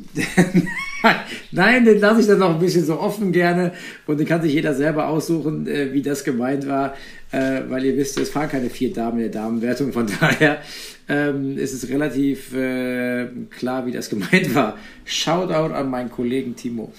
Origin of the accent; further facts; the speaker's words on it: Eifel, Rhineland-Palatinate, Germany; moved away; in meine Heimat zu kommen, an den Nürburgring in die Eifel.